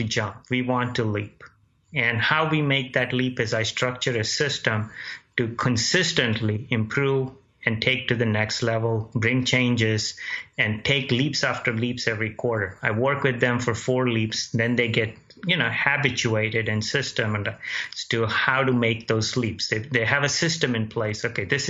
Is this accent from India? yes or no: yes; India; also born or lived in Dayton, Ohio, United States; now in United States; I was born in Dayton, Ohio. When I was 2 years old, I left back to India, grew up there and joined family, and came back here with empty pockets